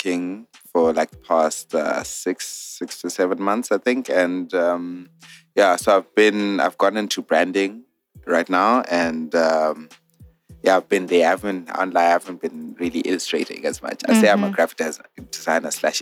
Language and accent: English; Zimbabwe; moved away; I'm from Zim